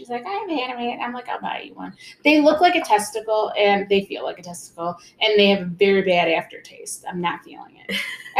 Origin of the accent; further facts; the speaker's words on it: United States; How could you not love the Olympics as an American?